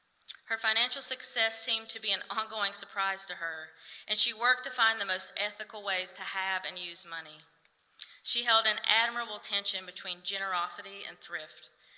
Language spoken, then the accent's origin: English; Appalachia, United States; also born or lived in Berea, Kentucky; As we Appalachian folks are fond of saying